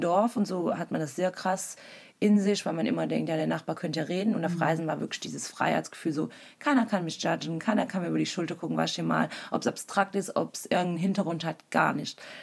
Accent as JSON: {"language": "German", "region": "Wallonia", "country": "Belgium", "tie": "born or raised there", "moved": "as an adult", "lives_now": "Berlin, Germany", "said": "ich komme ursprünglich aus Belgien, Ostbelgien, einer kleinen deutschsprachigen Region. Äh, also bin auch da geboren und äh, bin sehr dörflich aufgewachsen"}